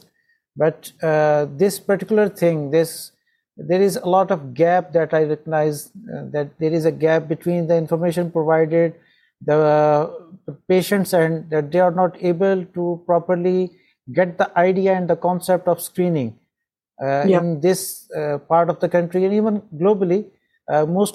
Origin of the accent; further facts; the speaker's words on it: Pakistan; I'm from Pakistan